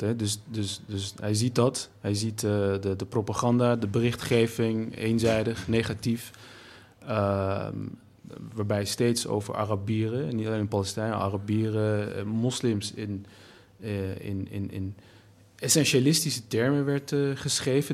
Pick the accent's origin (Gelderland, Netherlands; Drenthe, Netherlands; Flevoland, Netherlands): Gelderland, Netherlands; Nijmegen; als Turk, Nederlander, Nijmegenaar